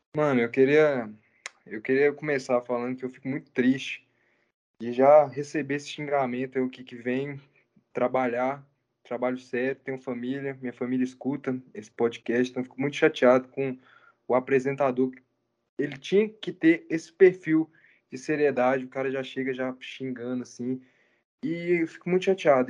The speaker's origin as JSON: {"language": "Portuguese", "region": "Goiás", "country": "Brazil", "said": "a gente é de Goiás"}